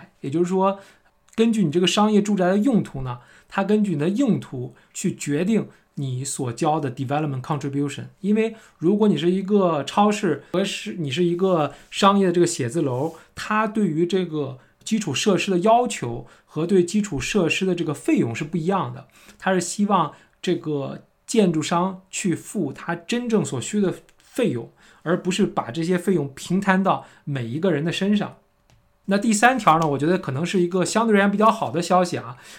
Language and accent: Chinese; China; now in Auckland, New Zealand; 我们从国内来的朋友其实都知道。其实我们都是喜欢离地铁站近，